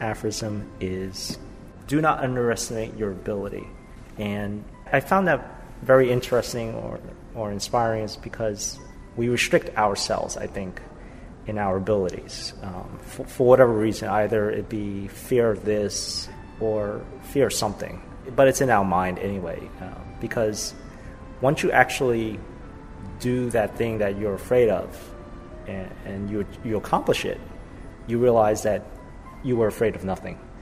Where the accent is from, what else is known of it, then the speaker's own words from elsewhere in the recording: Ridgewood, New York, United States; I am from Ridgewood, New York